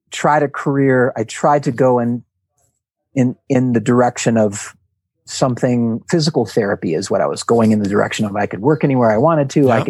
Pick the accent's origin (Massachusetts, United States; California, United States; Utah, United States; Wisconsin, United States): Wisconsin, United States; Milwaukee; born there; I was born in Wisconsin, in Milwaukee, Wisconsin. So at that time, you know, a pretty asphalt city sort of a place